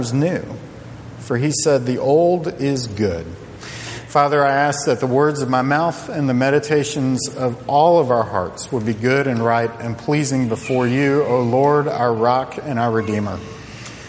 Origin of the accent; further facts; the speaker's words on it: Charlottesville, Virginia, United States; I grew up in Charlottesville, Virginia